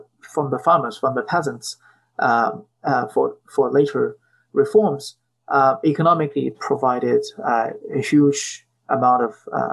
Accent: China; moved away; when I was growing up in China.

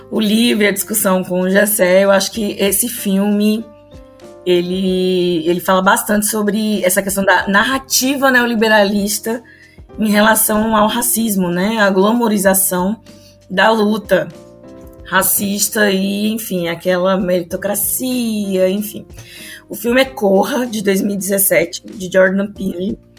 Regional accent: Bahia, Brazil; Não é verdade, gente, eu sou baiana.

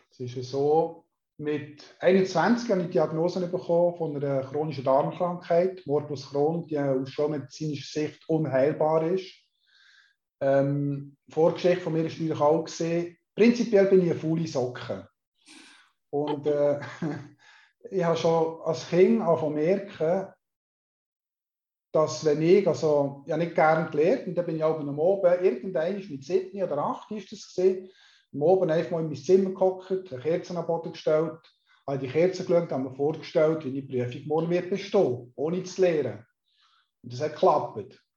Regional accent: Solothurn, Switzerland; born there; ich bin in Solothurn geboren, 1965, das heisst, ich bin 56, heute 57.

